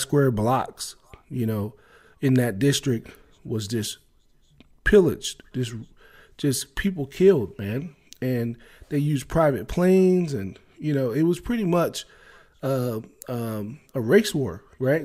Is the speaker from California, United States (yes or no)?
no; Maryland, United States; growing up in Maryland